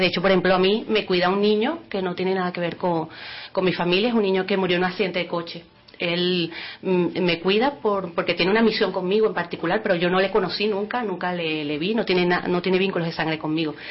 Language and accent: Spanish; Venezuela; moved away as an adult; also born or lived in Lanzarote; now in Spain; yo soy nacida en Venezuela, tengo la doble nacionalidad por mis padres que son de Lanzarote